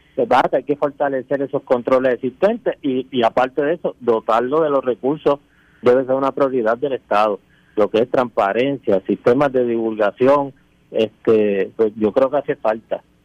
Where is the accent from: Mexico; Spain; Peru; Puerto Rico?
Puerto Rico; Añasco; mi pueblo de Añasco